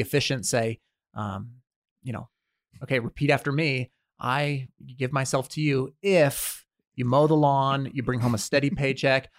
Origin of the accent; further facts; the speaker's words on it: United States; we are raised, born and raised in America